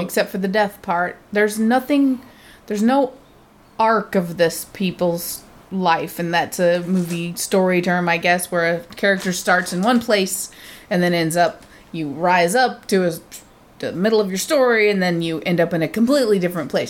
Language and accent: English; United States; I'm American